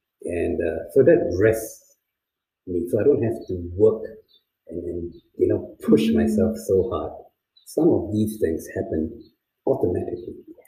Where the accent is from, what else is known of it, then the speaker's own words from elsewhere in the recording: China; See, I grew up in China.